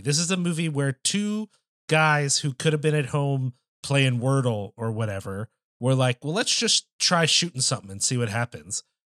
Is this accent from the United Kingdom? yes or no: no; United States; as an American person